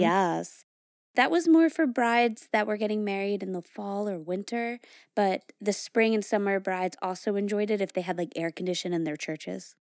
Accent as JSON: {"language": "English", "region": "New England", "country": "United States", "tie": "born or raised there", "said": "I grew up in New England"}